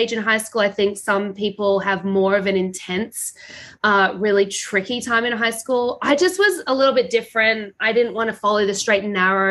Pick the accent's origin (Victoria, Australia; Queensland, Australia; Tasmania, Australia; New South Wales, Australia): Queensland, Australia; Brisbane; I was born in Brisbane, Australia